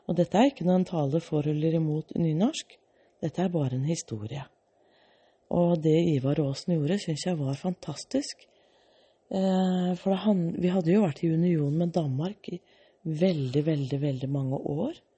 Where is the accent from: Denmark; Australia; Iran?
Australia; born there; jeg er født i Australia. Og så hadde jeg en dansk pappa og en norsk mor. Og den gangen var jeg dansk statsborger.